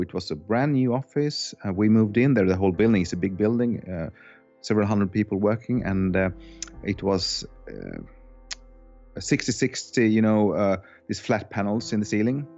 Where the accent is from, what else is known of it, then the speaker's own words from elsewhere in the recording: Finland; now in Sweden; I was born in Finland. Uh, I have a Finnish soul and heart, but I have a Swedish passport. I moved to Sweden.